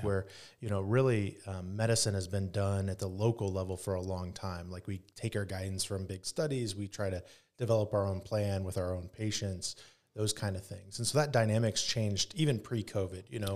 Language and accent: English; Grabill, Indiana, United States; also born or lived in Pennsylvania / Michigan; I grew up in Northeast Indiana, in Grable, Indiana, and, uh, went to Leo